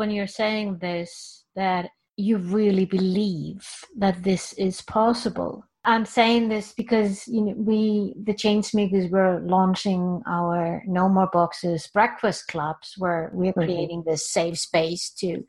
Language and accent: English; Iceland; I live in Iceland, okay? I'm born and raised in Iceland.